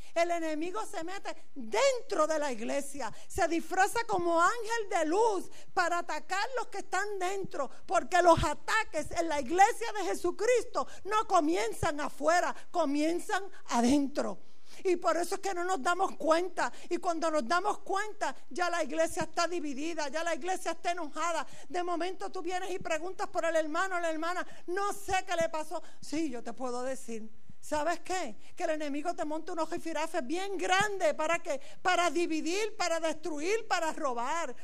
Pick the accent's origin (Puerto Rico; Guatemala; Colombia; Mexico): Puerto Rico; moved away as an adult; now in Galicia, Spain; Yo soy puertorriqueña